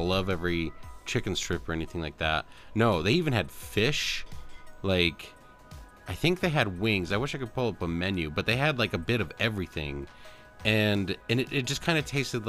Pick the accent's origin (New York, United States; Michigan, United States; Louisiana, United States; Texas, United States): Michigan, United States; now in Colorado, United States; I don't know about where I'm at right now in Colorado. Where I grew up in Michigan, though